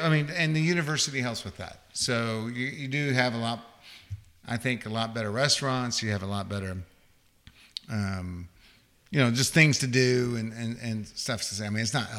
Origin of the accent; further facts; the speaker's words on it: Chapel Hill, North Carolina, United States; also born or lived in Oklahoma; Well, I'm originally from Chapel Hill, North Carolina.